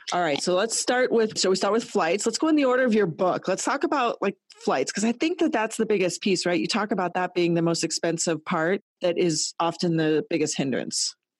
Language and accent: English; Colorado, United States; moved away as an adult; also born or lived in Toronto, Canada; I'm born and raised in Colorado in a small town